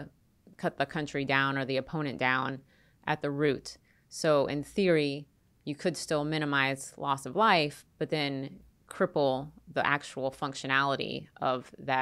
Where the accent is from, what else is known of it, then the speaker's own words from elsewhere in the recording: Florida, United States; moved away as an adult; I'm from Florida, so I wasn't used to a place with four seasons.